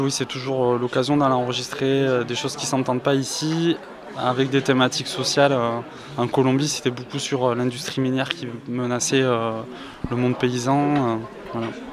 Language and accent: French; Albi, Occitania, France; also born or lived in Paris; now in Toulouse, France; je suis originaire de la région de Toulouse